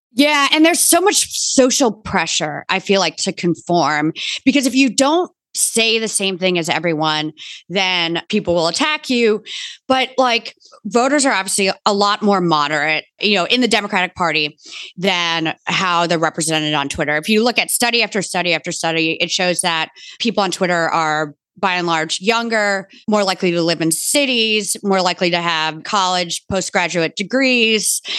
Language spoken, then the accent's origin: English; Bronxville, New York, United States; I grew up in Bronxville, New York